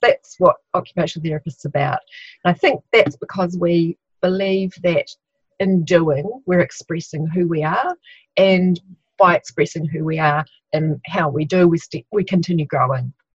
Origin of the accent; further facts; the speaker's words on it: Christchurch, Canterbury, New Zealand; I'm from Christchurch, New Zealand